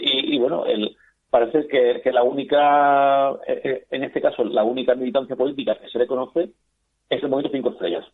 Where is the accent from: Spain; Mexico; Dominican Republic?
Spain; como español